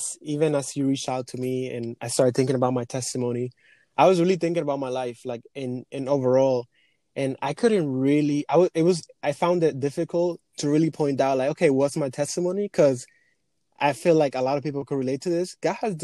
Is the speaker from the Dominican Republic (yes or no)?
yes; Dominican Republic; English is a second language; also born or lived in Europe; now in New York, United States; I was born and raised in the Dominican Republic. I came to this country 10 years ago, 2010